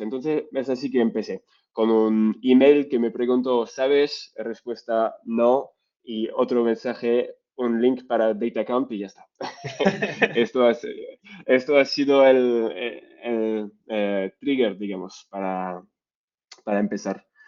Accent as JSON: {"language": "Spanish", "country": "France", "also_born_or_lived": "Vietnam", "accent": "French", "second_language": "Spanish", "moved": "as an adult", "lives_now": "Spain", "said": "soy francés, como lo vais a escuchar con mi acento bastante fuerte y mi español a veces un poco, un poco débil"}